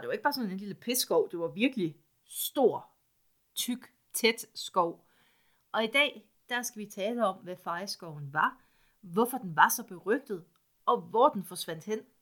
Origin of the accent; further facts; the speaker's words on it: East Jutland, Central Denmark Region, Denmark; Jeg er også fra Østjylland